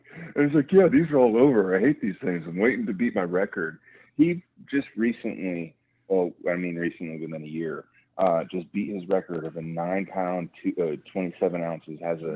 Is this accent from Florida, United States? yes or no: yes; Cape Coral, Florida, United States; I was born and raised in Cape Coral